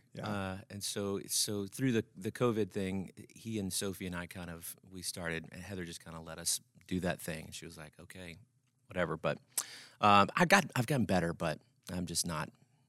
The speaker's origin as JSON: {"language": "English", "town": "Alexandria", "region": "Louisiana", "country": "United States", "said": "So we're originally from Alexandria, Louisiana."}